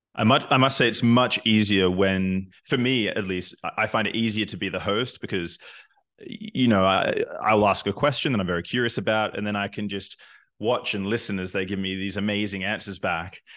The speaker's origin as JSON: {"language": "English", "country": "Australia", "also_born_or_lived": "Newcastle, Australia / Canada", "moved": "as an adult", "lives_now": "Berlin, Germany", "said": "I'm originally from Australia, but I'm not a very good Australian because I've spent half my life outside of the country"}